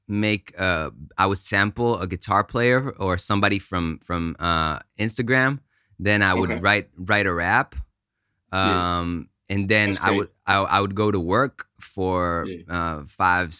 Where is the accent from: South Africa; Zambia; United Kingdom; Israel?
Israel; English is a second language; moved away; also born or lived in United States / Italy / New York / Austin; I was born in the States, grew up in Israel, went to, for my dad's job, we went to Italy for a year